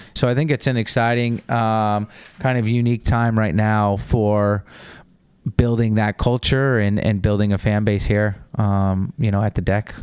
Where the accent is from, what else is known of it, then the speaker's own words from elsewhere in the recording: United States; accent: American; our American accents